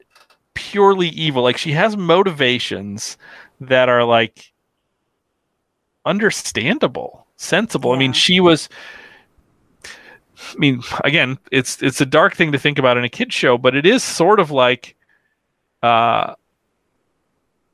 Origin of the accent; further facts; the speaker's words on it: United States; as an American